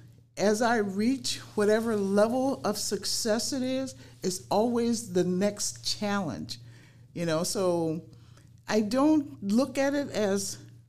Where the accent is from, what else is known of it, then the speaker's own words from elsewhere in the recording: New Orleans, Louisiana, United States; moved away as an adult; also born or lived in Michigan; now in South Sound, Washington, United States; growing up in New Orleans was a wonderful experience for me